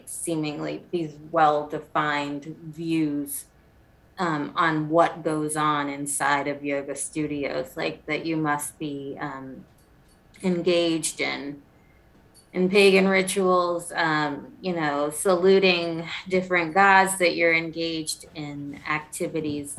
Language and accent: English; South Carolina, United States; I'm from South Carolina